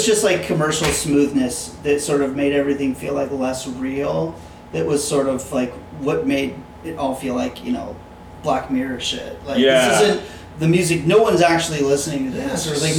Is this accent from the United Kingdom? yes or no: no; Southern California, United States; I'm from the south of California, but the south part.